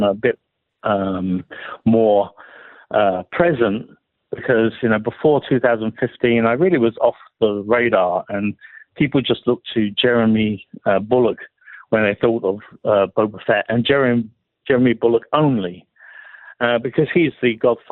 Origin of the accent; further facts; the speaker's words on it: England, United Kingdom; being English